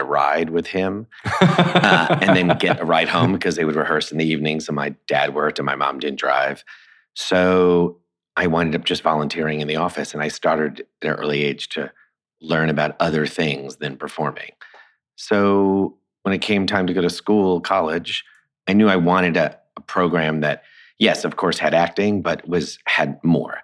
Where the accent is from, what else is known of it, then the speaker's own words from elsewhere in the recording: Long Island, New York, United States; I grew up in Long Island